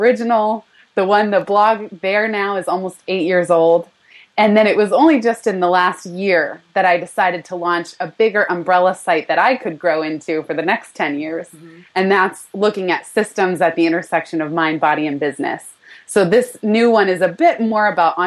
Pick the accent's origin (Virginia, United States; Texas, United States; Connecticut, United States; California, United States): California, United States; moved away as an adult; now in New York City, United States; born and raised in California